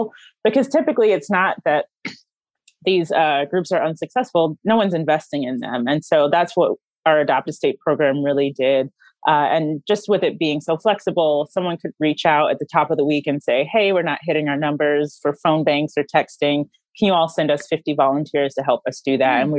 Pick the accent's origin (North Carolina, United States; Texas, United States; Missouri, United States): North Carolina, United States; I'm from North Carolina